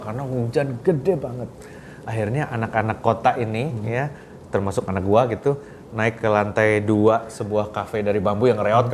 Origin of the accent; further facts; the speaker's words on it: Bandung, West Java, Indonesia; moved away; kita orang Bandung